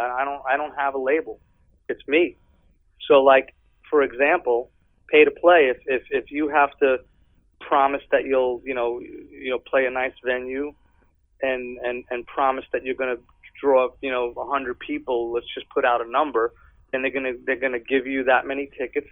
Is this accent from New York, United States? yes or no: yes; New York, United States; now in California, United States; I'm from New York.